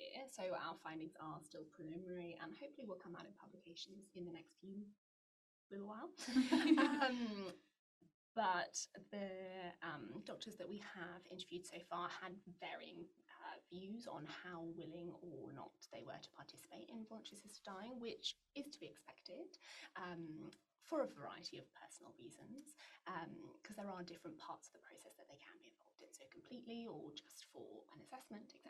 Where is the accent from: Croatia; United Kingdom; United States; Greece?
United Kingdom; England; now in Australia; I'm English